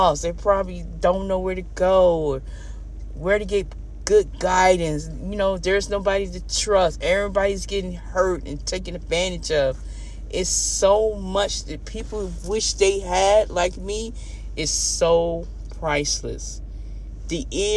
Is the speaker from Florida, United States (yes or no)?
yes; Homestead, Florida, United States; moved away as an adult; I was living and growing up in Homestead, Florida City